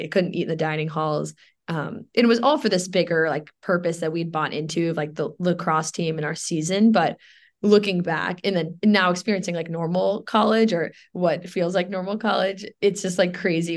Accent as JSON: {"language": "English", "town": "New York City", "region": "New York", "country": "United States", "tie": "born or raised there", "also_born_or_lived": "Williamsburg, Virginia", "moved": "as an adult", "lives_now": "New Jersey, United States", "said": "growing up in New York is really interesting"}